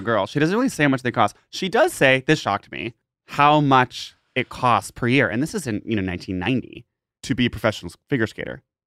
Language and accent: English; Massachusetts, United States; we grew up in Massachusetts